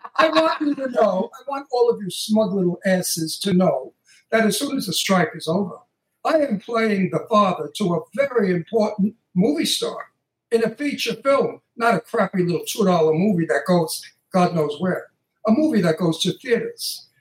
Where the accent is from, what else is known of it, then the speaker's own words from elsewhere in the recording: New York City, New York, United States; I'm from Brooklyn. Italian from Brooklyn